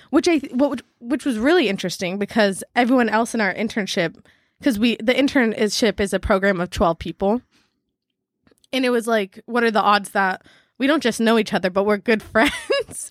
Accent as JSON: {"language": "English", "town": "San Diego", "region": "California", "country": "United States", "also_born_or_lived": "Maui", "moved": "yes", "said": "coming from San Diego, we've, like, we're kind of around beach culture"}